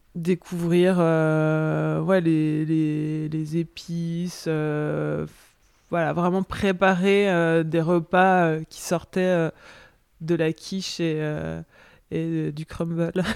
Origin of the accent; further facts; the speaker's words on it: Arbois, Bourgogne-Franche-Comté, France; also born or lived in Paris (Belleville); now in Paris, France; J'ai grandi dans le Jura, à Arbois, donc une petite, euh, petite ville qui est célèbre pour, pour ses vins, capitale des vins du Jura.